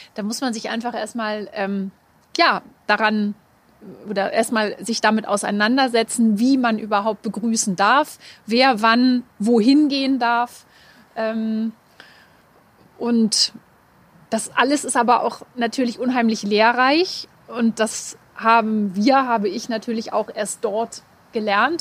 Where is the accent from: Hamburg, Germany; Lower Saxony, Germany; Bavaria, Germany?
Lower Saxony, Germany; Hanover; als geborene Hannoveranerin